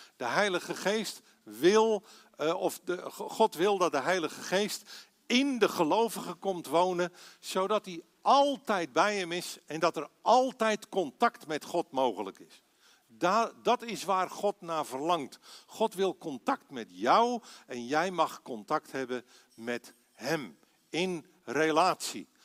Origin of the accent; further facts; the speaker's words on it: Aalsmeer, North Holland, Netherlands; moved away as an adult; also born or lived in Belgium / Assen; geboren en getogen in Aalsmeer